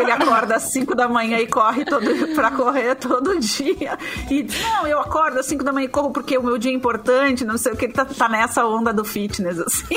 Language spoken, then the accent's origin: Portuguese; Porto Alegre, Rio Grande do Sul, Brazil; eu sou da Zona Norte, né? Eu me criei no Sarandi